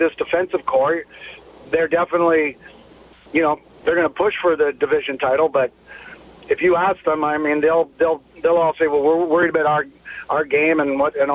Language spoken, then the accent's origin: English; Ottawa, Ontario, Canada; now in San Jose, United States; I'm from Ottawa